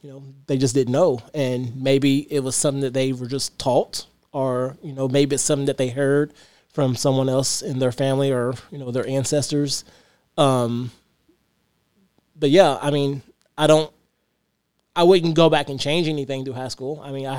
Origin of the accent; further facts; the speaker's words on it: Louisville, Kentucky, United States; I grew up in the West End and I was proud. I mean, I loved my hood because it was, you know, It was like our little town.